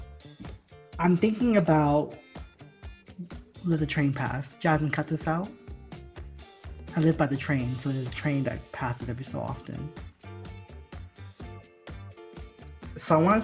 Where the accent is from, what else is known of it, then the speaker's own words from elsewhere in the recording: New Jersey, United States; also born or lived in Miami, Florida; I was born in Miami and my sister and I moved to Jersey when we were kids. And we grew up, our formative years, for me anyways, were in New Jersey